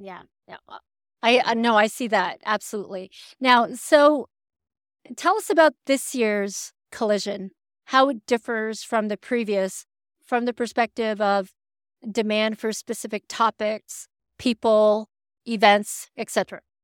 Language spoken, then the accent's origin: English; Canada; as a Canadian